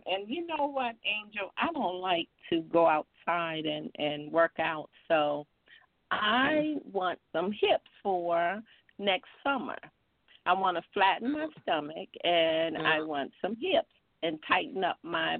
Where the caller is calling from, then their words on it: North Carolina, United States; This is … from North Carolina.